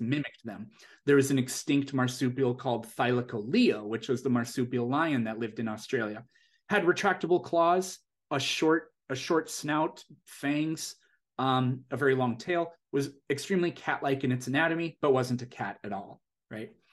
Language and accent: English; South Dakota, United States; moved away as an adult; now in California, United States; I'm originally from South Dakota, which is, i, it's, it's a very small state in terms of population.